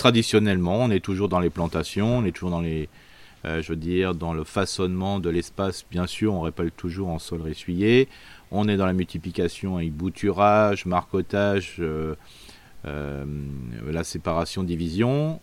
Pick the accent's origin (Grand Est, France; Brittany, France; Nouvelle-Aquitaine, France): Grand Est, France; Alsace; on est alsacien